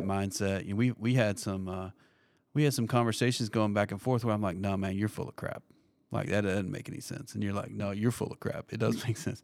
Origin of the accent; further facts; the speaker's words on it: Kentucky, United States; moved away as an adult; now in Tampa, United States; I grew up in Kentucky, and uh, we ended up in Tampa, Florida